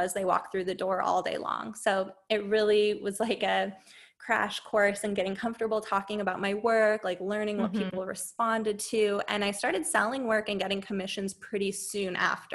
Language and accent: English; San Diego, California, United States; also born or lived in Boston; I'm from San Diego